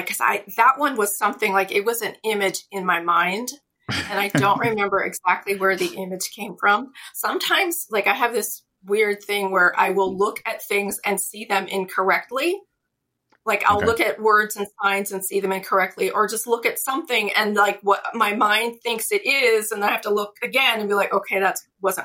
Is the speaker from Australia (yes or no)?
no; Pittsburgh, Pennsylvania, United States; born or raised there